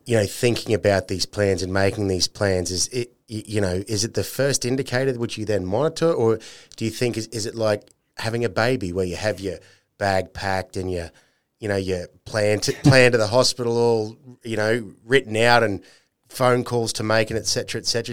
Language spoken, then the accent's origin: English; North Queensland, Australia; I'm from North Queensland